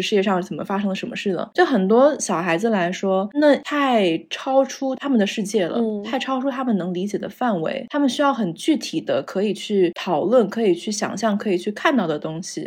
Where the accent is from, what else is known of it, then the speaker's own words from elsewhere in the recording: Zhengzhou, Henan, China; moved away as an adult; also born or lived in Taipei, Taiwan / United States; now in Beijing, China; 我是在台北出生，在郑州长大，在美国完成了大学和研究所的学业